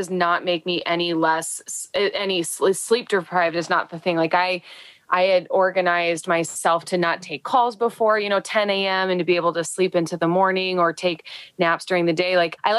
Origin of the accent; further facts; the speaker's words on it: Midwest, United States; I'm talking specifically from the Midwest, being a Midwesterner